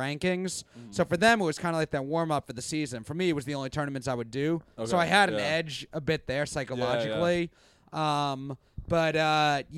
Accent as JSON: {"language": "English", "town": "New York City", "region": "New York", "country": "United States", "tie": "born or raised there", "said": "I grew up in Bayside"}